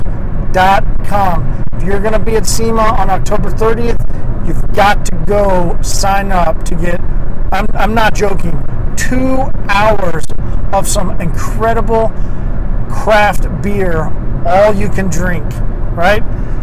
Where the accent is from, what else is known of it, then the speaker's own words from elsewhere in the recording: Longmont, Colorado, United States; Hey, I'm from Long Mount, da da da da da da.